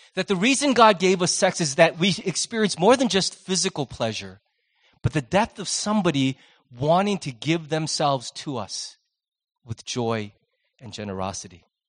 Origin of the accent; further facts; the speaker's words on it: United States; as Americans